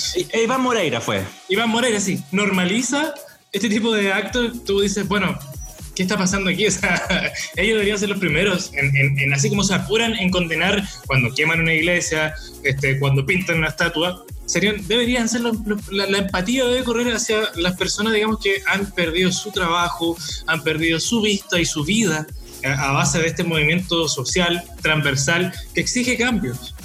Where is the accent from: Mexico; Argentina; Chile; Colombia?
Chile; como chilenos